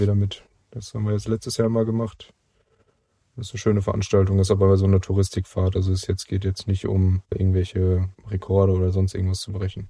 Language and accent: German; Brake, North Rhine-Westphalia, Germany; ich komme aus ursprünglich aus Brake, das ist so 15 Kilometer vielleicht, 10 Kilometer davon weg. Genau, und wohne immer noch im schönen Lipperland